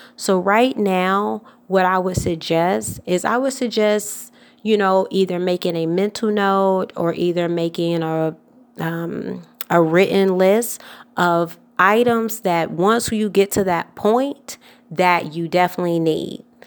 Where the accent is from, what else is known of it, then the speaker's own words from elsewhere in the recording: Atlanta, Georgia, United States; I'm from Atlanta, Georgia